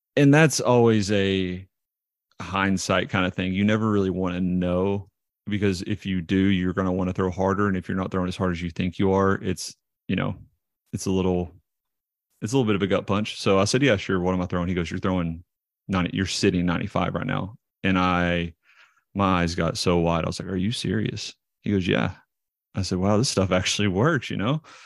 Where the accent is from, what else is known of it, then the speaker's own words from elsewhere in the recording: Knoxville, Tennessee, United States; I grew up in Knoxville, Tennessee and went to Seymour High School here.